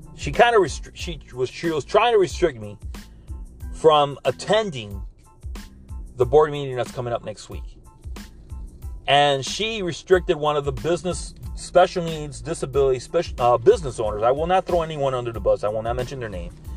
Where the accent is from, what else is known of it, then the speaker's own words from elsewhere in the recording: Miami, Florida, United States; I'm from Miami, Florida.